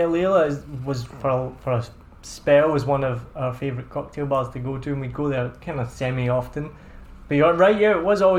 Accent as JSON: {"language": "English", "region": "Scotland", "country": "United Kingdom", "moved": "yes", "lives_now": "Ho Chi Minh City, Vietnam", "said": "I'm Scottish"}